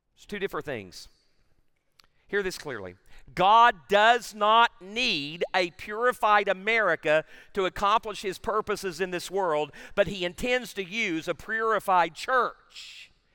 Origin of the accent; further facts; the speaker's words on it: Tennessee, United States; I'm from Tennessee